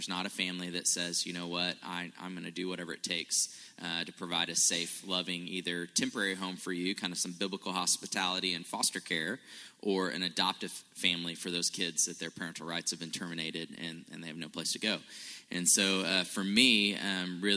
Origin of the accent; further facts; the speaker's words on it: Tulsa, Oklahoma, United States; I grew up in Tulsa, went to Union, graduated from Union